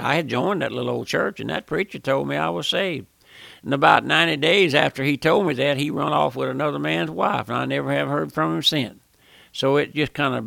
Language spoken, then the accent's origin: English; South Louisiana, United States; I was born and raised here in South Louisiana